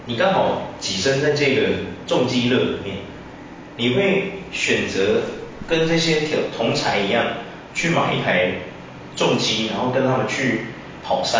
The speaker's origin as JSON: {"language": "Chinese", "country": "Taiwan", "said": "因为其实我们台湾很早期，我讲真的，柯受良你知道吗？嗯。柯受良是我们台湾人，柯有伦的爸爸。"}